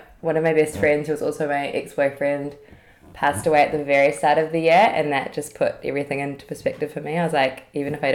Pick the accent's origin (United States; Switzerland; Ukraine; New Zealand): New Zealand; Auckland; moved away as an adult; also born or lived in London; I was born in Auckland, New Zealand